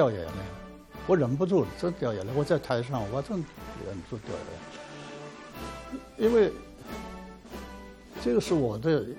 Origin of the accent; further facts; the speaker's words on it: China; 对我们内地人到香港去抢购奶粉，这个双双非的问题，我是不以为然的。